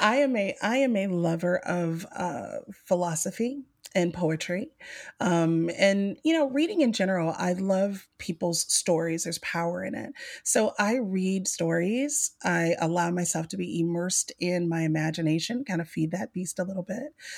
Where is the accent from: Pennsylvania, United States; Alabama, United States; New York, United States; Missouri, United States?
Alabama, United States; Mobile; growing up on the coast, I grew up in the South of Mobile, Alabama